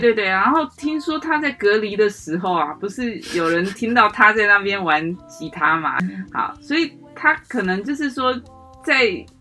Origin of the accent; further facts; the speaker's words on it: Taiwan; accent: Taiwanese Mandarin (台湾国语); 我这种台湾国语啦，啊，台湾狗语啦